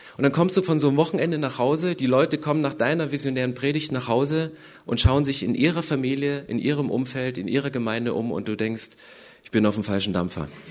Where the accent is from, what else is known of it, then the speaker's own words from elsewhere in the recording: Upper Lusatia, Saxony, Germany; now in Berlin, Germany; ich komme aus der Oberlausitz, 80 Kilometer südöstlich von Dresden